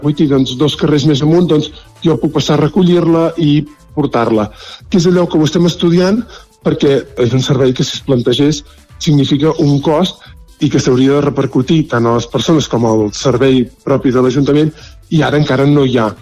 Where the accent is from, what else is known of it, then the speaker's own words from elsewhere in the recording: Vic, Catalonia, Spain; moved away as an adult; now in Folgueroles, Spain; jo sóc nouvingut, vaig arribar al 2020, a plena pandèmia, vivia, era biguetà